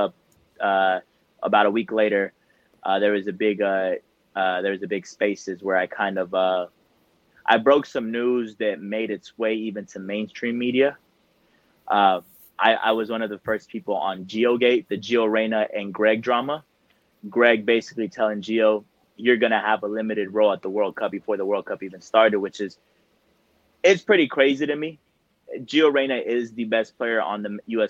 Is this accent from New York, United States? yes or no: no; Dallas, Texas, United States; I am from Dallas.